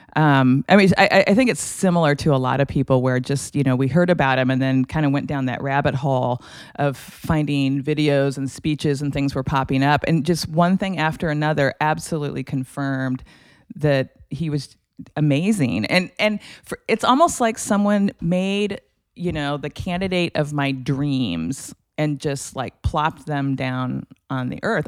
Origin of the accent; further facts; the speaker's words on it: Lincoln, Nebraska, United States; growing up in Lincoln. My dad was a professor at the University of Nebraska